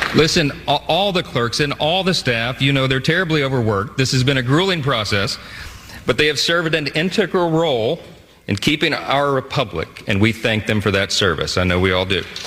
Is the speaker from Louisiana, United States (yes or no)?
yes; Shreveport, Louisiana, United States; my hometown of Shreveport, Louisiana